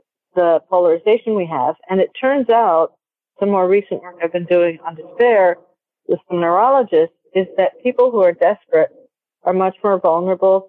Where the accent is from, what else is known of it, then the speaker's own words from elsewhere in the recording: Peru; now in United States; I was born in Peru and I'm part Peruvian. And as I grew up, everybody was your aunt or uncle